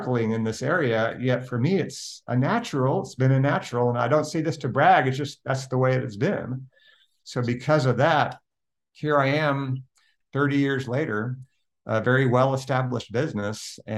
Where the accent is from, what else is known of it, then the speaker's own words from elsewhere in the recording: Oklahoma City, Oklahoma, United States; I was born and raised in Oklahoma City